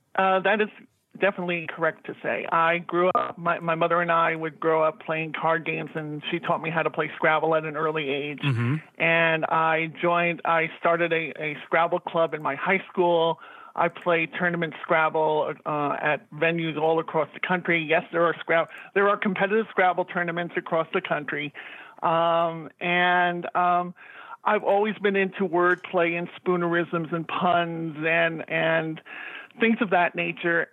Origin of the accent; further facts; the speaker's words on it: New York City, New York, United States; we grew up in Jackson Heights, which was 10 minutes away from Shea Stadium